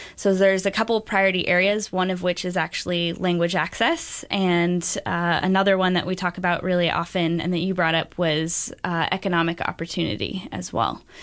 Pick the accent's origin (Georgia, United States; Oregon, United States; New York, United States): Oregon, United States; Beaverton; I grew up in Beaverton, and it's, uh, it's become increasingly diverse since even I was a kid there.